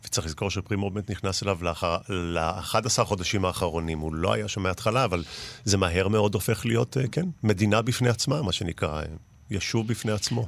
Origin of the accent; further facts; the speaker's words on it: Mishmar HaEmek, Northern District, Israel; אני בן קיבוץ משמר העמק, ובאמת הייתי בלינה המשותפת